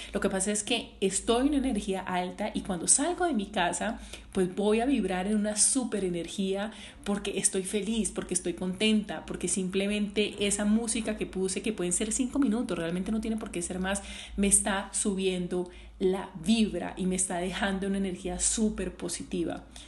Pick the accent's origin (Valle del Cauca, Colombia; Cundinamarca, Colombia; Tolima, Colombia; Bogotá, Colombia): Valle del Cauca, Colombia; Cali; yo que soy caleña